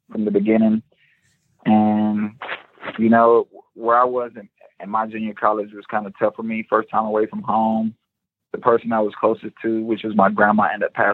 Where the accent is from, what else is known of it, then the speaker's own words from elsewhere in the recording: Orlando, Florida, United States; born there; Okay, so I am Trinidadian. My dad was born in Trinidad.